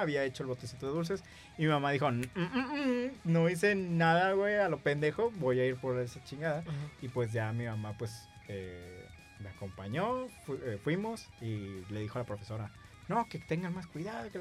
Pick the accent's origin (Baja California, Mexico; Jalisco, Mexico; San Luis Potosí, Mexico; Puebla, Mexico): Baja California, Mexico; Tijuana; por aquí en Tijuana, nosotros somos de Tijuana